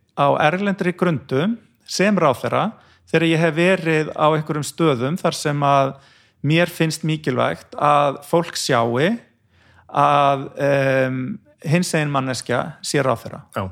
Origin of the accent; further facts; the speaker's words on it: Brúarland, Mýrar, west of Borgarnes, Western Region, Iceland; ég fættur á uppalinn í Sveit á Brúaland og Mýrum, rétt vestafinn Borgarnes